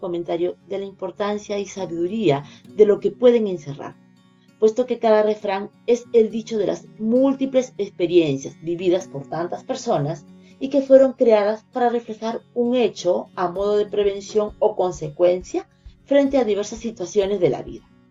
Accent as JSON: {"language": "Spanish", "region": "Lima", "country": "Peru", "said": "soy de Lima, Perú"}